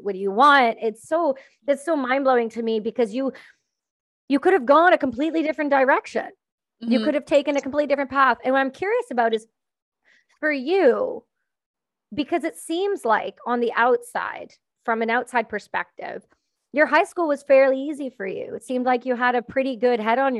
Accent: Canada; I'm Canadian.

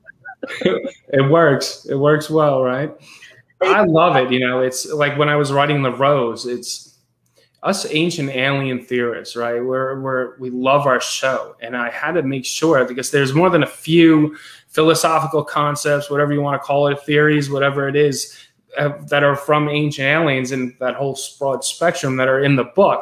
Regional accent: Westchester County, New York, United States; so i grew up in westchester county new york hudson valley region

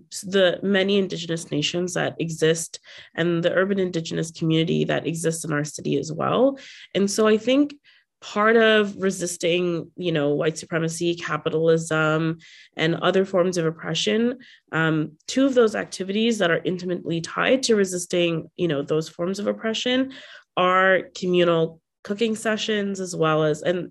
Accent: Bangladesh; now in Toronto, Canada; I'm from Bangladesh

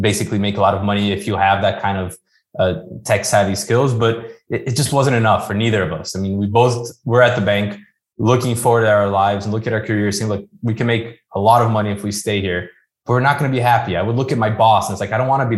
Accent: Brazil; moved away as an adult; being born and raised in Brazil

